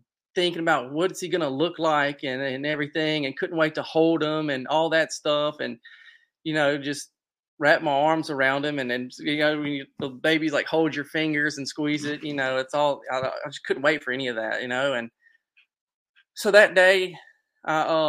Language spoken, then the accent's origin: English; Natchez, Mississippi, United States; I'm from Natchez, Mississippi